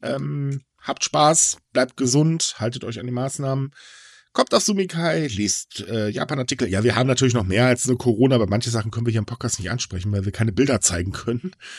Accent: Germany; Ich bin kein typischer Deutscher

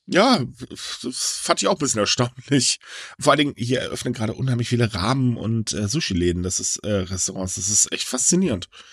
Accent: Germany; Also bei uns in Deutschland

